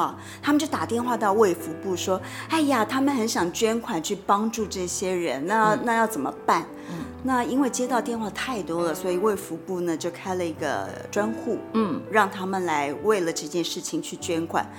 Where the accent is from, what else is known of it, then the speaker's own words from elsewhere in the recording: Taiwan; 我们台湾人那个爱心。